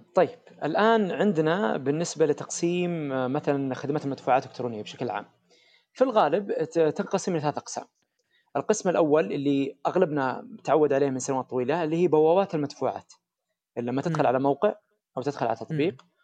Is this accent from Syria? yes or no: no; Saudi Arabia; احنا عندنا في السعوديه